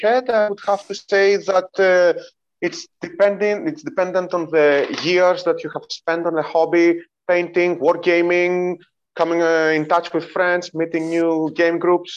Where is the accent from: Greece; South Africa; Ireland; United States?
Greece; I hail from Greece